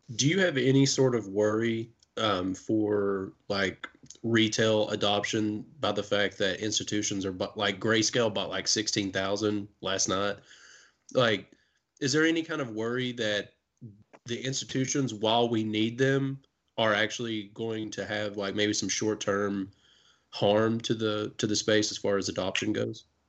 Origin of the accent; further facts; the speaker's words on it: Kentucky, United States; we're from Kentucky